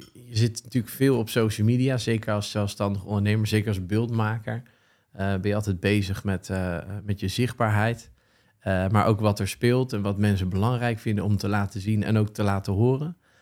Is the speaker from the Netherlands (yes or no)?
yes; The Hague, South Holland, Netherlands; Geboren en getogen zeeheld